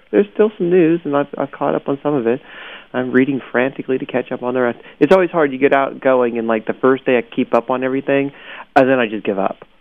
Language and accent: English; Orange County, California, United States; I'm from Orange County